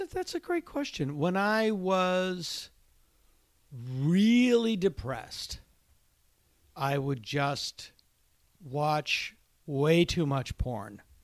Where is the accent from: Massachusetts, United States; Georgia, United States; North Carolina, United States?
Massachusetts, United States; I delivered drugs for a pharmacy in my hometown